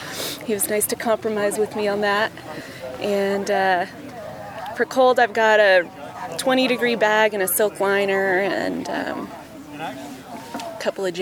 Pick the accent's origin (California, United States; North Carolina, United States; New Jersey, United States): California, United States; Oakland; I'm from Oakland, California.